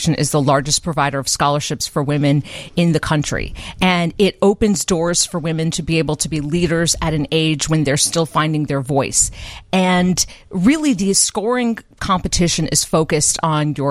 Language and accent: English; Urbana, Illinois, United States; I'm from Champaign-Urbana. I was born and raised, and I should specify Urbana